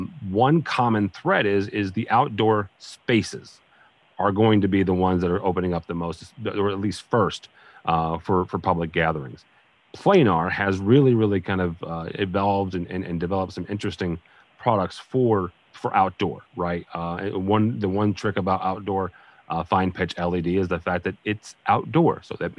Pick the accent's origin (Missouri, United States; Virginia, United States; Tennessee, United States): Missouri, United States; St. Louis; Again, I'm from the St. Louis, you know, area, and so we have a fair number of bus shelters